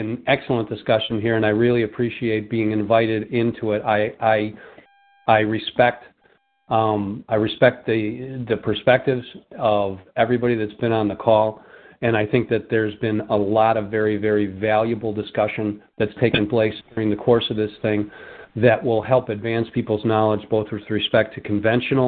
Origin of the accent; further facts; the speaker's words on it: Chicago, Illinois, United States; I'm from Rogers Park, north side of Chicago